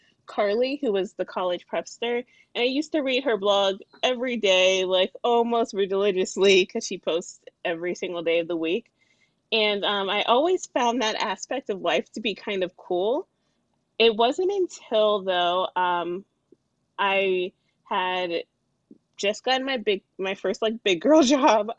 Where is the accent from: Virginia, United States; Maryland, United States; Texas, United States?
Virginia, United States; Alexandria; I am from Alexandria, Virginia. I grew up here, which is right outside the D.C. area